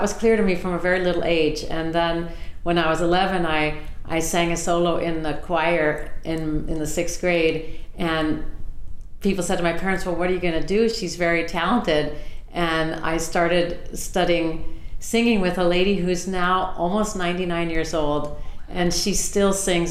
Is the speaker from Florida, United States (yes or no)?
no; Southern California, United States; I grew up in Southern California